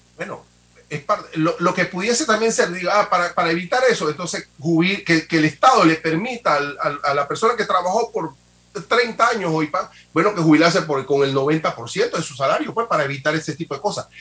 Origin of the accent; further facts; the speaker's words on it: Panama; como panameño